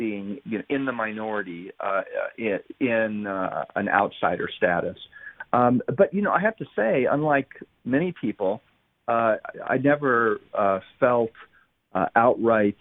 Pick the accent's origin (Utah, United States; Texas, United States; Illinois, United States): Utah, United States; also born or lived in Orléans, France; I've spent my entire life in Utah. I was born in France